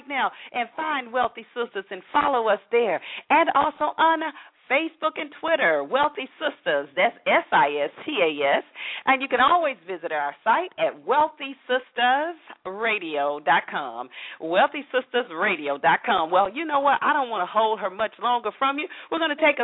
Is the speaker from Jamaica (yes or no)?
no; Atlanta, Georgia, United States; where I'm from, Atlanta